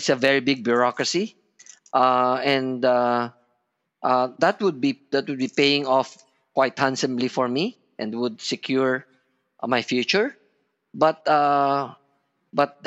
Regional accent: Batangas, Calabarzon, Philippines; I'm a Filipino. I feel that this is my home

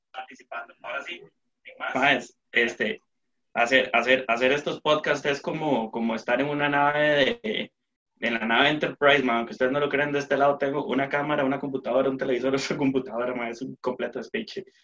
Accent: Costa Rica

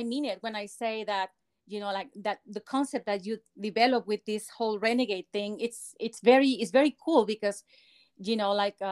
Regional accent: Mexico; English is a second language; moved away as an adult; also born or lived in Guadalajara, Mexico; now in United States; I grew up in Mexico

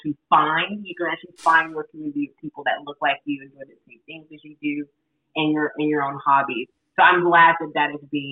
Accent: Atlanta, Georgia, United States; now in Los Angeles, United States; I'm from Atlanta

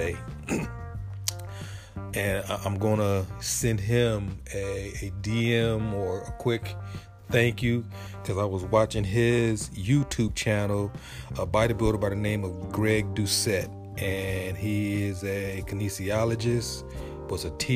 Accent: San Diego, California, United States; growing up in Southern California, in Logan Heights, in San Diego

